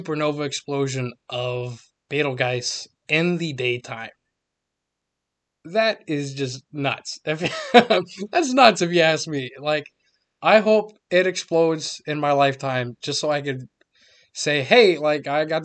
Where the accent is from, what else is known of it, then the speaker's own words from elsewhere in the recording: Nashville, Tennessee, United States; Nashville, Tennessee, which is my hometown